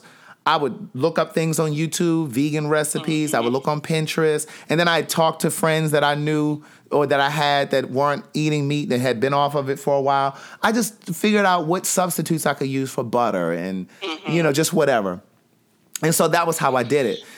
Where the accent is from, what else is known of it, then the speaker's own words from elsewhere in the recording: Maryland, United States; I'm from Maryland